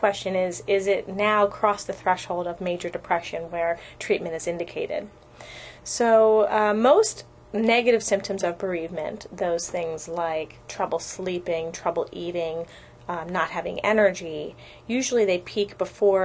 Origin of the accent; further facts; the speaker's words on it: Philadelphia, Pennsylvania, United States; moved away as an adult; also born or lived in Baltimore, Maryland; now in California, United States; I'm from Pennsylvania originally. I grew up in the suburbs of Philadelphia.